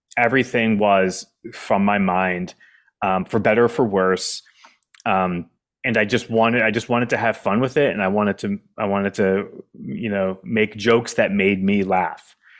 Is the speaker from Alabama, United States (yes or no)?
no; Keene, New Hampshire, United States; moved away as an adult; also born or lived in Washington, D.C. / Boston; I had written another play based in my hometown called Welcome to Keene, New Hampshire